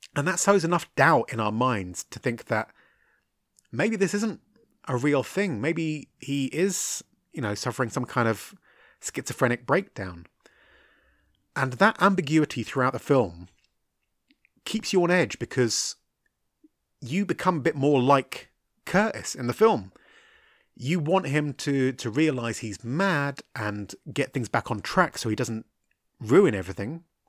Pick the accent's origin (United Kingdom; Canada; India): United Kingdom; me being a British guy, uh, Irish really, but British